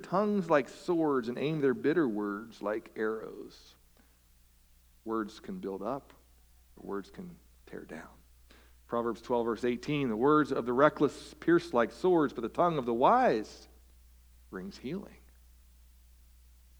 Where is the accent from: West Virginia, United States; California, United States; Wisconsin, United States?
West Virginia, United States; I'm from West Virginia.